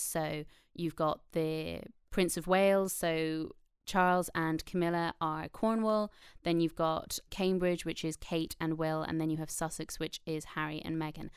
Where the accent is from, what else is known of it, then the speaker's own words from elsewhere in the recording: Ireland; I'm Irish, so I'm from a colonized country.